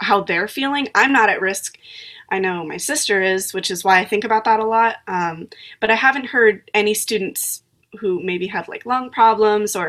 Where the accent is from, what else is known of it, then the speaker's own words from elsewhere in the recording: Sacramento, California, United States; I'm from Sacramento, California. I go to Kit Carson International Academy